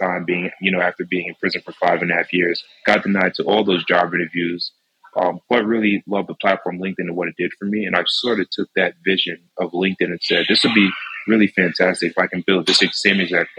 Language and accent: English; Mount Vernon, New York, United States; I'm from Westchester County, born and raised here, grew up in Mount Vernon Hospital.